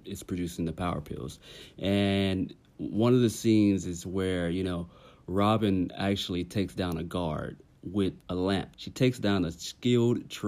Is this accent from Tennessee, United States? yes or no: yes; Tennessee, United States; I'm from Tennessee